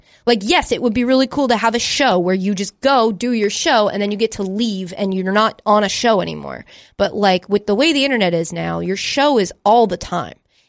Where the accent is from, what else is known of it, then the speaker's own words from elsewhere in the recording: Northeast, United States; also born or lived in Framingham / Long Island; I grew up in the Northeast